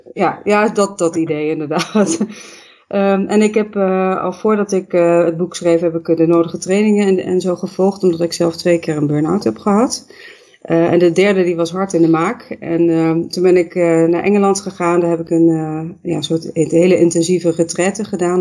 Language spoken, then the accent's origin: Dutch; Netherlands; ik kom uit Nederland